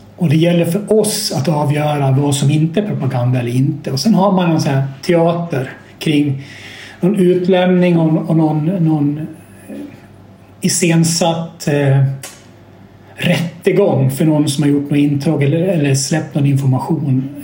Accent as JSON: {"language": "Swedish", "country": "Sweden"}